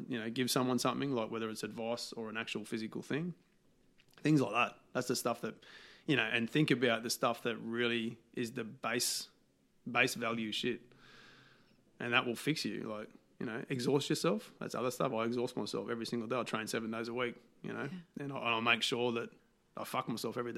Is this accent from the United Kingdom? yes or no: no; Australia; Being an Aussie yobbo